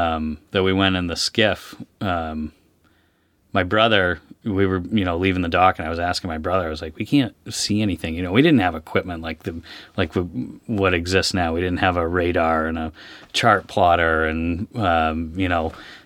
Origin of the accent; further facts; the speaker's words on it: Stonington, United States; I was born and raised in Stonington. I wasn't born there. I was born in a hospital. But I was raised in Stonington in a fishing family.